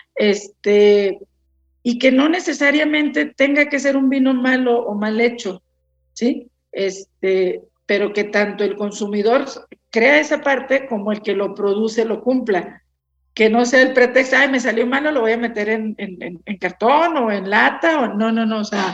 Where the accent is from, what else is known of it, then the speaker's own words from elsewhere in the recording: Mexico; como mexicanos